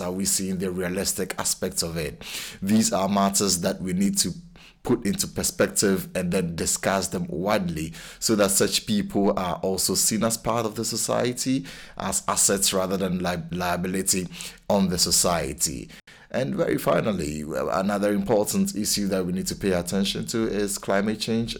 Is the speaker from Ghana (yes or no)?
yes; Ghana; now in Cambridge, United Kingdom; I'm a Ghanaian